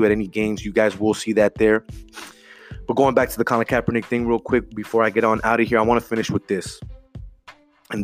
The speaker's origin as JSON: {"language": "English", "town": "Los Angeles", "region": "California", "country": "United States", "tie": "born or raised there", "said": "I grew up in South Central."}